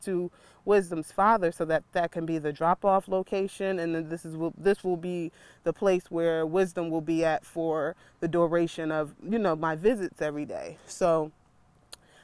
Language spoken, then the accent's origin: English; Philadelphia, Pennsylvania, United States; I'm from Philly